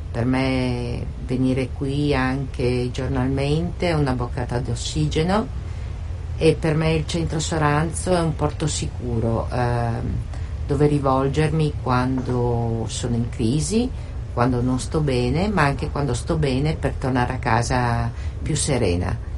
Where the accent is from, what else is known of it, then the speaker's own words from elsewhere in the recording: Siena, Tuscany, Italy; vengo da Siena